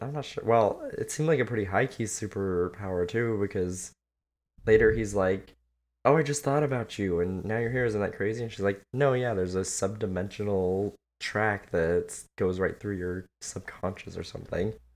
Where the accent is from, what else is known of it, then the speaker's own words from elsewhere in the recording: California, United States; I grew up in California